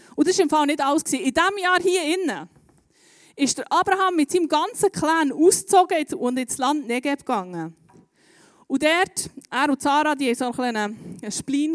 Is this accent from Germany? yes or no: no; Bern, Switzerland; Bei uns in Bern